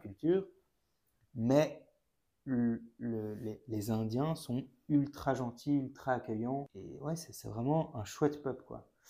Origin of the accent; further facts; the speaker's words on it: Brussels, Brussels-Capital Region, Belgium; j'ai 28 ans, je viens de Bruxelles